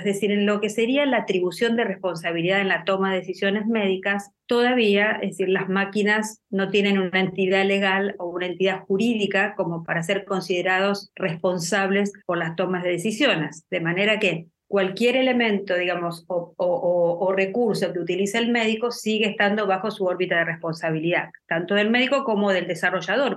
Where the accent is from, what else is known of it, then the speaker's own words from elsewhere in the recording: Argentina; En mi país, por ejemplo, en Argentina